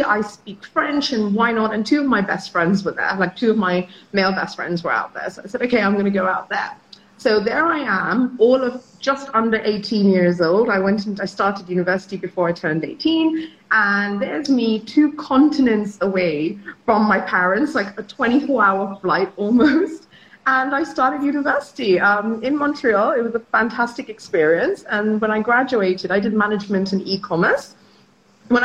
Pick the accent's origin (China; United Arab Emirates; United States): United Arab Emirates; Dubai; also born or lived in London, United Kingdom; now in Mumbai, India; I was born in London, and I went over to Dubai when I was a little kid. So probably like when I was 6 or 7, we moved to Dubai. And I ended up growing up over there.